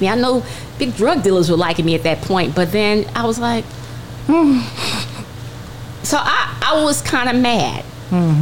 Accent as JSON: {"language": "English", "town": "Culver City", "region": "California", "country": "United States", "tie": "born or raised there", "said": "I'm growing up in Culver City"}